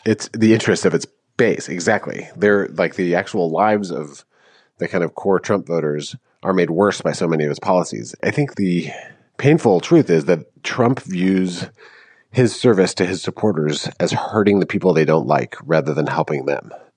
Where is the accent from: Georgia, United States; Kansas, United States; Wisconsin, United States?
Wisconsin, United States; Madison; moved away as an adult; also born or lived in Washington, District of Columbia, United States; I grew up in Madison